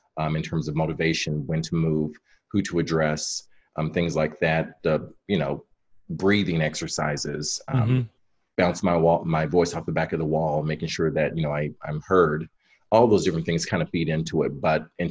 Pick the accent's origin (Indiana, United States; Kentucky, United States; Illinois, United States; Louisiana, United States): Kentucky, United States; now in Chicago, United States; I grew up originally in Kentucky